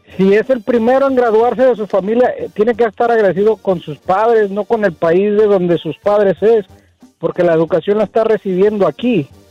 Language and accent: Spanish; Mexico; now in United States; siendo mexicano